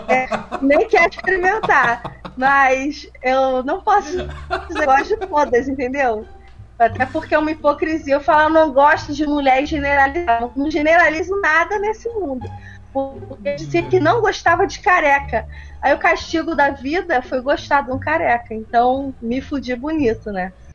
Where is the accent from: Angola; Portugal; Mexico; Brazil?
Brazil; eu sou brasileira